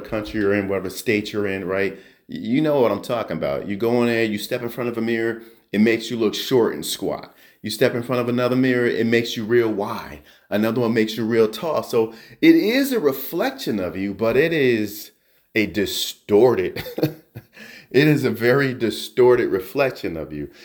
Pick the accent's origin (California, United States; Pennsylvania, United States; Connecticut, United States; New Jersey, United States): New Jersey, United States; I grew up in New Jersey